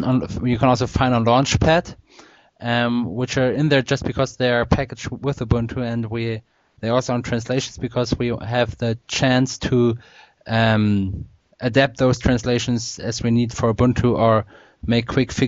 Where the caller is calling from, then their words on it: Pinneberg, Schleswig-Holstein, Germany; English is a second language; I'm speaking from Pinneberg. That's a town near Hamburg in Germany.